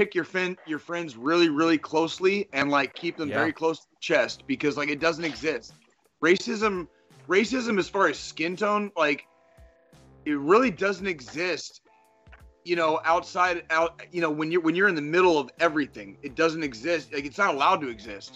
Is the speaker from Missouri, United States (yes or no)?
no; Arizona, United States; where I grew up in Arizona, I also grew up in a melting pot